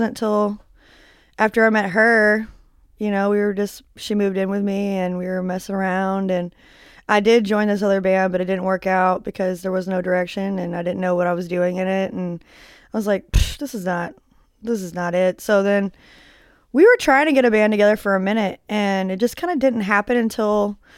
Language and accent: English; Arlington, Texas, United States; also born or lived in Memphis, Tennessee; now in Dallas, United States; I was born in Dallas over there in Parkland. And then I moved to Memphis, Tennessee, North Fraser